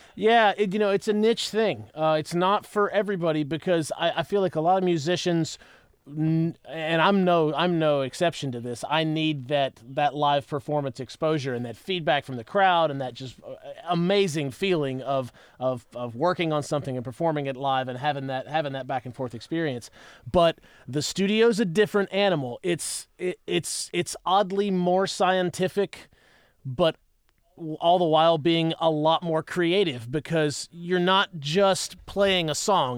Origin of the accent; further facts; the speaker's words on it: West Virginia, United States; now in Nashville, United States; I'm from West Virginia. I'm from the cold, cold mountains